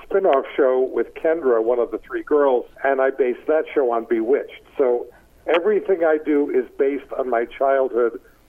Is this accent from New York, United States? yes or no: yes; Schenectady, New York, United States; a kid growing up in Schenectady, New York.